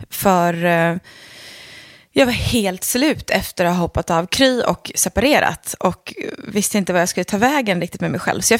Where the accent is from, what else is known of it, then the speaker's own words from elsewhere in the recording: Leksand, Dalarna County, Sweden; Ja, precis. Jag är från Leksand. Men man hör inte det.